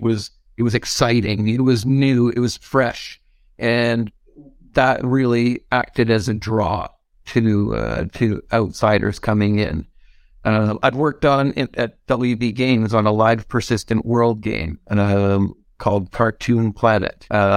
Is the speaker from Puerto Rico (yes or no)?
no; Canada; So, being Canadian, I'm going to say offer beer as part of the kind of in compensation package